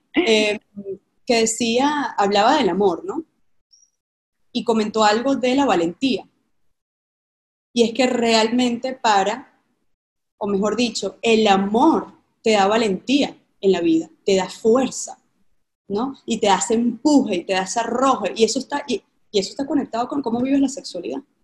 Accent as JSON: {"language": "Spanish", "town": "Caracas", "region": "Capital District", "country": "Venezuela", "tie": "born or raised there", "said": "yo vengo de Caracas, Venezuela, de una familia tradicional"}